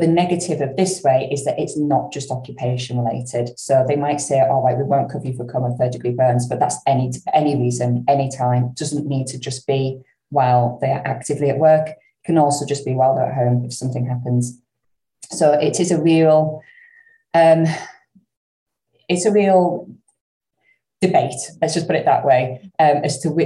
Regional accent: the north of England, United Kingdom; accent: northern; my northern accent

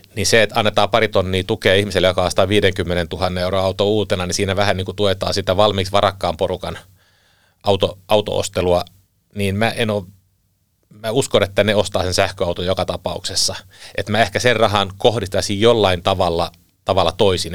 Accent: Southeast Finland, Finland; moved away; talvisin aika paljon kotikulmilla Kaakkois-Suomessa

